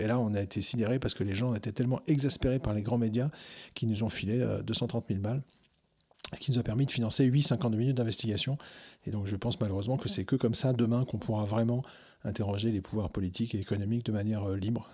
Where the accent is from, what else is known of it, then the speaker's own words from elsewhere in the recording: Algeria; moved away; j'ai grandi en Algérie quand j'étais gamin